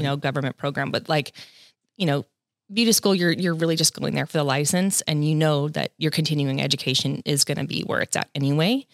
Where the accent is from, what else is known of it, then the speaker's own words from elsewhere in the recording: Los Angeles County, Southern California, United States; I'm second generation Southern California, born and raised